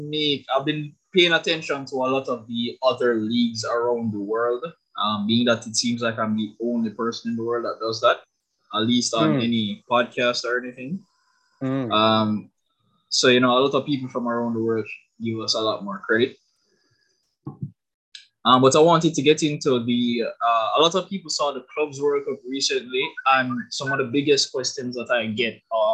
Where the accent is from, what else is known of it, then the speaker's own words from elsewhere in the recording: Jamaica; Lance, Leon, and I are from Jamaica.